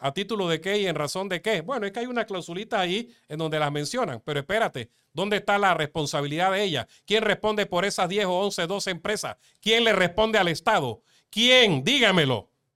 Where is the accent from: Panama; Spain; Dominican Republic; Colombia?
Panama; mi pueblo, de mi país